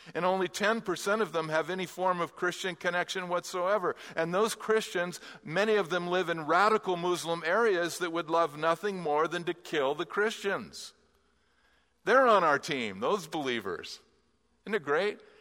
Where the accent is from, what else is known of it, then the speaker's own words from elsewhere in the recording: Southern California, United States; I grew up in Southern California, and I'm an LA Dodgers fan